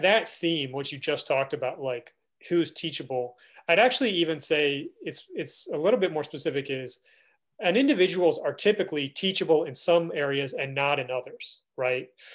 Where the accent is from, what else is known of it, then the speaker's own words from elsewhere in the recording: DC, District of Columbia, United States; I grew up outside Washington, DC.